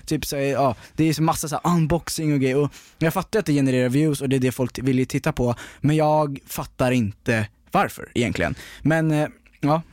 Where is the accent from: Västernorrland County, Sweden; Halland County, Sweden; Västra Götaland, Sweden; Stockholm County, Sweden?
Stockholm County, Sweden; outside Stockholm; jag växte upp utanför Stockholm